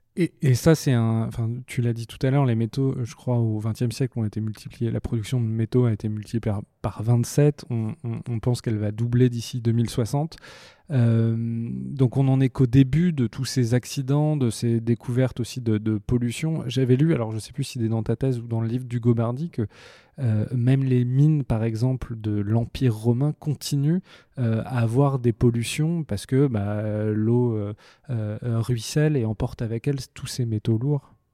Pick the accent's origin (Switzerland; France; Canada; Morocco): France; en tant qu'occidentaux, euh, en tant que français